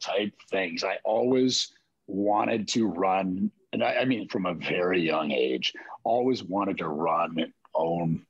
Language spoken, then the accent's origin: English; Seattle, Washington, United States; also born or lived in California; growing up in Seattle